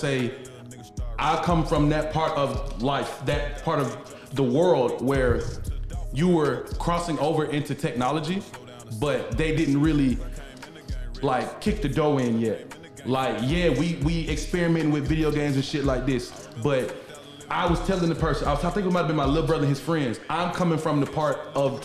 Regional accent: the South, United States; from down South

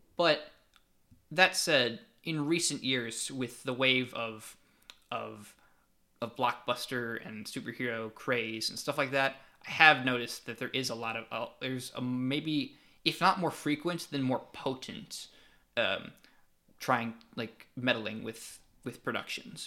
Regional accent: Fayetteville, United States; I do wanna shout out my hometown, Cameo Art House Theater. If anybody who's in the Fayetteville area

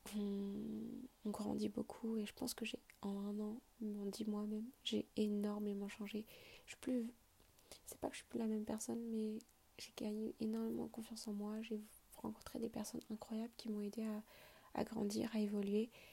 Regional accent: France; also born or lived in Quebec; en tant que Français

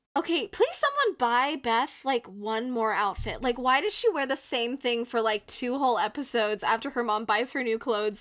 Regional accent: United States; I'm American

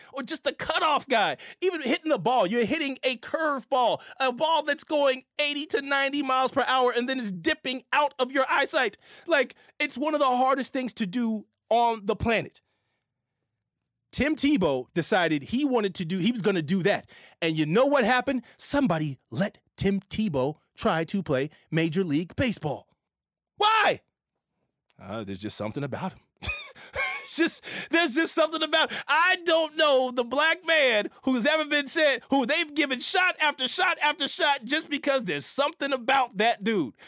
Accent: San Francisco Bay Area, California, United States; now in Los Angeles, United States; I'm from the Bay Area, I love the Giants.

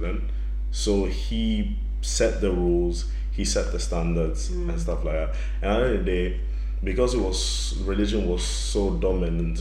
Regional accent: Italy; moved away; I grew up in Italy

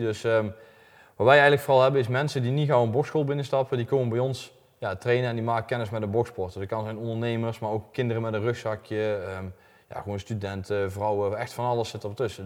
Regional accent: Elsendorp, North Brabant, Netherlands; Ik kom uit Elsnorp, klein dorpje bij Gemert

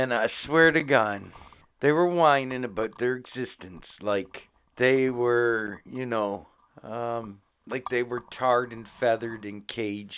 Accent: Canada; We're fuck Canadian.

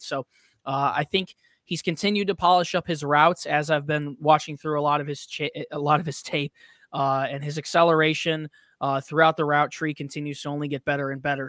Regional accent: Glen Ellyn, Illinois, United States; he and myself are both from Glen Ellen, Illinois, went to Glen Bar West High School within a year of each other.

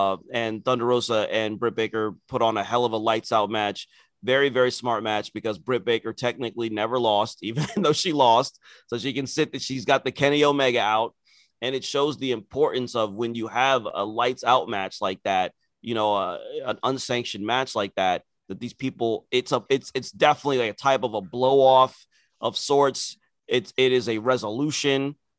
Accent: Nigeria; people think there's some sort of inherent heelness in being Nigerian. Which is not true, but you forced it out of us because of how you are.

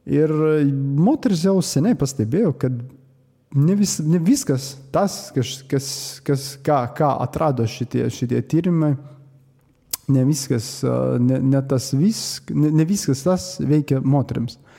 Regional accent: Latvia; Lithuanian is a second language; lietuvių kalba tai ne mano pirmoji kalba, aš esu latvis. A, lietuviškai aš tik mokosi dar

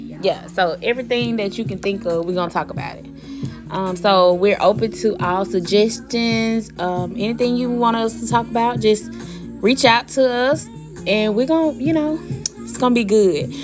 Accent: Selma, Alabama, United States; We're from Selma, Alabama

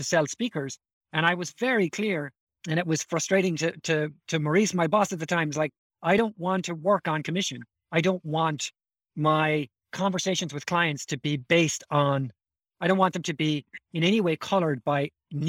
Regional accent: Ireland; moved away; coming from Ireland

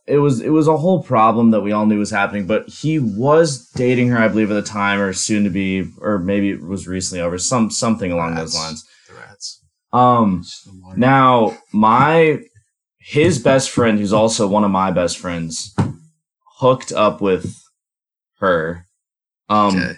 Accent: St. Louis, Missouri, United States; moved away; I'm actually from St. Louis, Missouri

